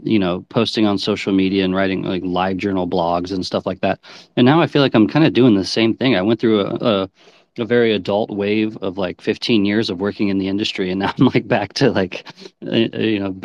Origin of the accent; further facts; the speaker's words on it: Omaha, Nebraska, United States; I'm from Omaha, Nebraska, and like this big emo music scene, and that was like the music I grew up in, like high school